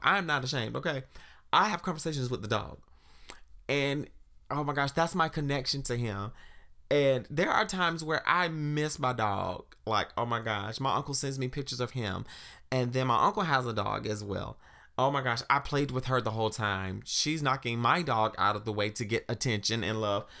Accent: South Carolina, United States; now in Washington, D.C., United States; growing up in South Carolina

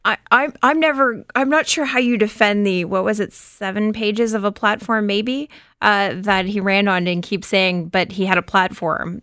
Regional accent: Windsor, Ontario, Canada; I grew up outside of Windsor

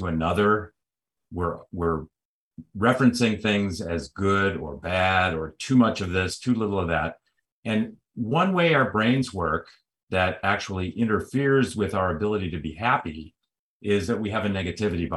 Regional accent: Chicago, Illinois, United States; moved away as an adult; now in California, United States; I'm originally from Chicago, a city that's often compared to Toronto

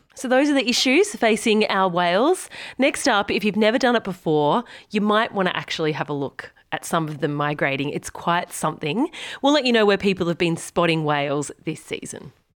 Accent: Bermagui, New South Wales, Australia; I'm from Bermagui, or Bermi, as we call it, on the far south coast of New South Wales

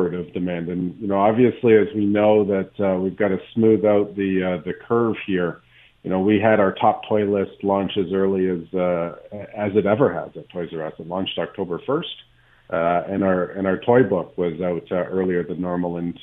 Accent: Canada; we're Canadian. We like the winter.

